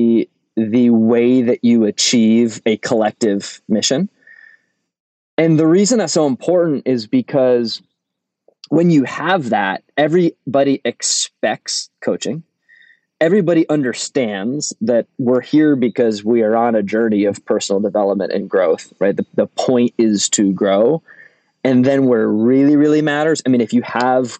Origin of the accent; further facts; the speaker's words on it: Rhode Island, United States; accent: Rhode Island (similar to Boston accent); I come from Rhode Island, and Rhode Island in New England is associated with an accent that is similar to what most people recognize as a Boston accent